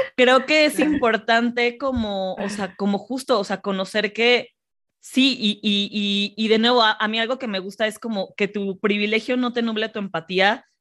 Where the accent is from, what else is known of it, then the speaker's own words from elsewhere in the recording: Mexico; nosotras como cuatro mexicanas